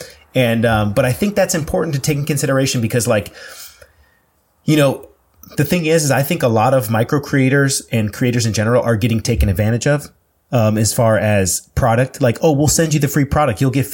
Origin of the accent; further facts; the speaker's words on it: Sterling, Virginia, United States; I grew up in Northern Virginia. Nova.